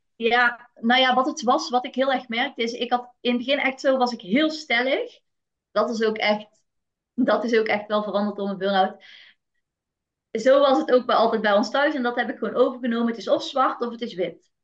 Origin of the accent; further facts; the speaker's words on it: North Brabant, Netherlands; Ik ben geboren in een eh, heel nuchter Brabants gezin